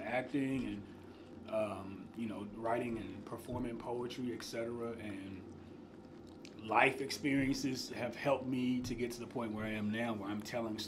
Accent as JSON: {"language": "English", "town": "Madisonville", "region": "Kentucky", "country": "United States", "tie": "born or raised there", "said": "So I grew up in Western Kentucky, a small town called Madisonville."}